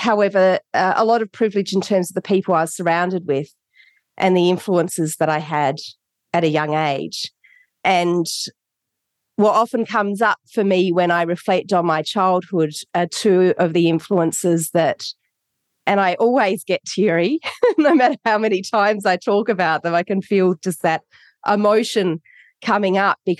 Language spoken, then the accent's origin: English; Adelaide, South Australia, Australia; born there; I was born in Adelaide, Australia. Very, very blessed to be born in Australia.